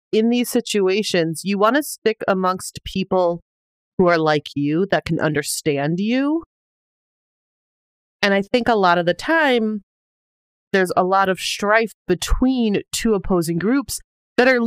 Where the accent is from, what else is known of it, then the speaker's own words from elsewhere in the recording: Wisconsin, United States; moved away; when I quit my job in Wisconsin